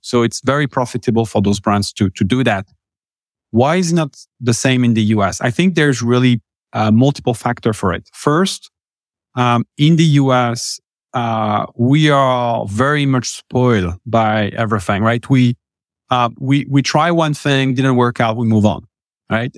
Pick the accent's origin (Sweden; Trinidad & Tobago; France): France; accent: French; English is a second language; moved away as an adult; now in United States; originally from France, uh, been, uh, here in the U S for the last, what, tell, eleven years